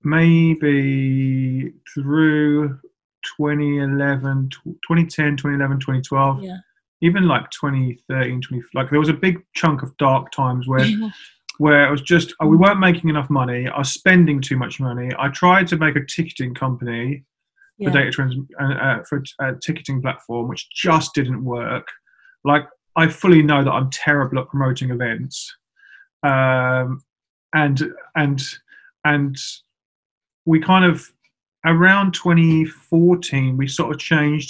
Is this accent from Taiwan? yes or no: no; Milton Keynes, South East England, United Kingdom; I'm from Milton Keynes.